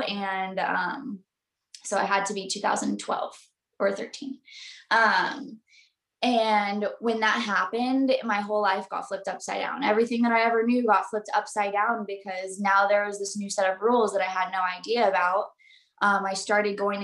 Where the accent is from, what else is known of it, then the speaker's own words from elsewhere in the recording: Southern California, United States; I'm from Southern California, born and raised by the beach